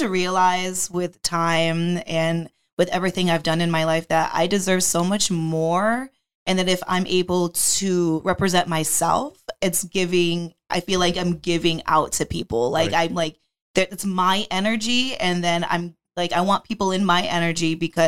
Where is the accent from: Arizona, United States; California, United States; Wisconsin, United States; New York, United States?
New York, United States; the Adirondacks, upstate; now in Florida, United States; I grew up in upstate New York in the mountains. I'm from the Adirondacks and I'm now in Florida with my parents